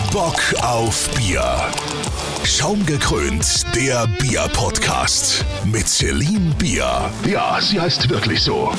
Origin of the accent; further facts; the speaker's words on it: New Zealand; German is a second language; moved away as an adult; also born or lived in Odenwald, Germany; now in Hamburg, Germany; Also ich bin ähm, gebürtiger Neuseeländer. Ich bin jetzt seit 2014 hier in Deutschland.